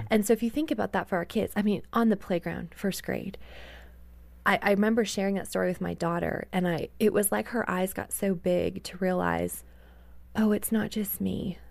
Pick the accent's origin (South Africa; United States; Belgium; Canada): Canada; moved away; I grew up in Canada